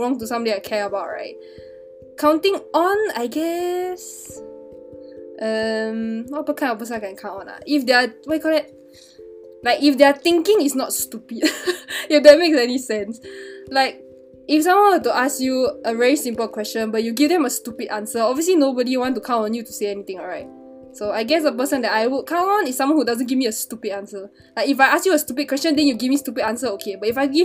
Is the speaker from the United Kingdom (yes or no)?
no; Singapore; I'm obviously from Singapore